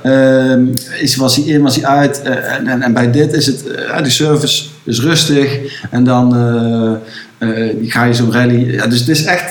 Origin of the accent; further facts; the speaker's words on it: Netherlands; wij richten ons als Nederlanders